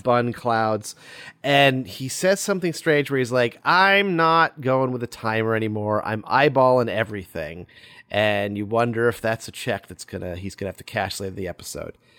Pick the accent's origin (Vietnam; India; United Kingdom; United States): United States; We're Americans